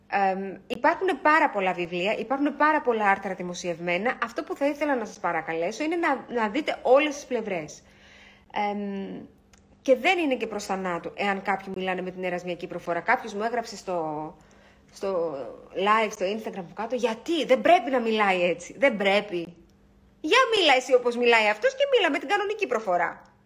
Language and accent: Greek; Greece; είμαστε Έλληνες, έχουμε έναν πολύ αρχαίο πολιτισμό